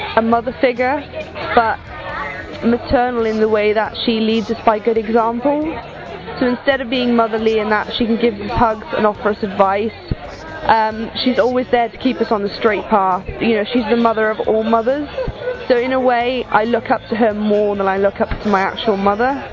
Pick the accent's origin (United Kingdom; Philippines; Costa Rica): United Kingdom; South Wales; I'm from South Wales, I'm 21